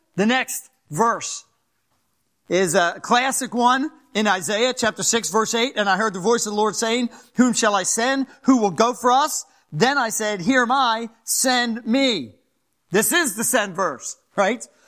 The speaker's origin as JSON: {"language": "English", "town": "Philadelphia", "region": "Pennsylvania", "country": "United States", "moved": "yes", "said": "I'm from Philadelphia, so if I talk a little fast or get a little, you know, that's, that's, that's some of my accent."}